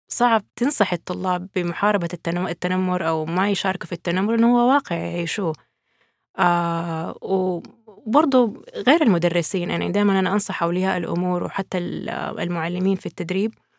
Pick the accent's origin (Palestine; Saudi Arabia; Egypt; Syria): Saudi Arabia; عندنا في السعودية